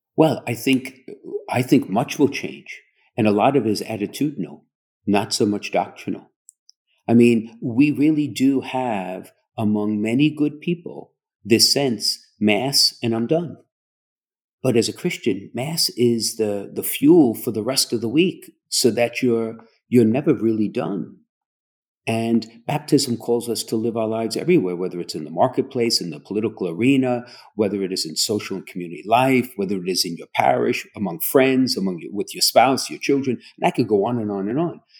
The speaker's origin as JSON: {"language": "English", "town": "New York City", "region": "New York", "country": "United States", "tie": "born or raised there", "moved": "yes", "said": "I grew up in Brooklyn"}